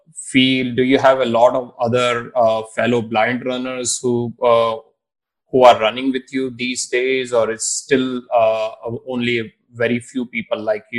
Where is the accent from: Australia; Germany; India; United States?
India; Indore, Madhya Pradesh; I am from Indore